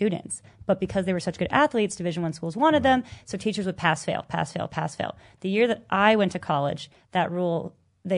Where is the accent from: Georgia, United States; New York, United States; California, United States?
California, United States; I can't afford out-of-state tuition, you know, because I was coming from California